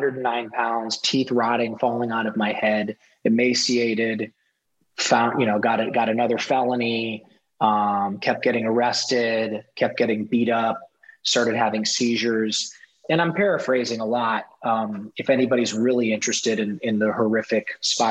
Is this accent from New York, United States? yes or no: no; Ohio, United States; moved away; I grew up in Ohio, in a rural town in Ohio.